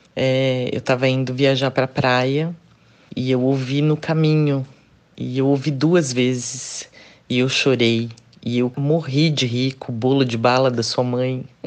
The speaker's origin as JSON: {"language": "Portuguese", "region": "São Paulo", "country": "Brazil", "said": "sou de São Paulo"}